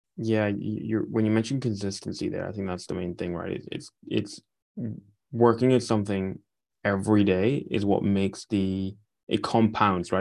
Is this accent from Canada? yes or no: no; Aberdeen, Scotland, United Kingdom; I'm from a city called Aberdeen, which is an oil town